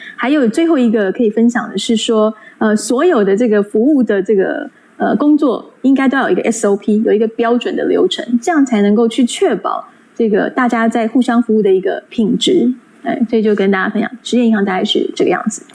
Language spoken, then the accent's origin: Chinese; Taiwan; 以我们台湾人来说